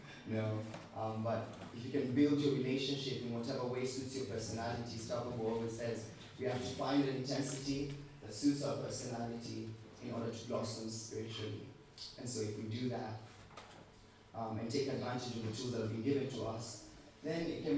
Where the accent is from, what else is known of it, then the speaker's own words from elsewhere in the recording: Kenya; I came from Kenya, I had nothing